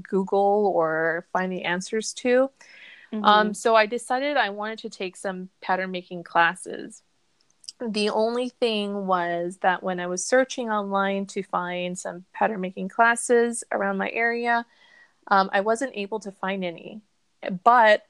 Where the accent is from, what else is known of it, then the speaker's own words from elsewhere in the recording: Arizona, United States; I am from Arizona in the United States